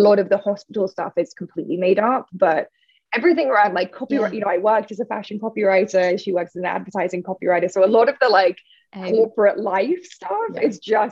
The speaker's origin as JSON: {"language": "English", "country": "United Kingdom", "said": "I'm British"}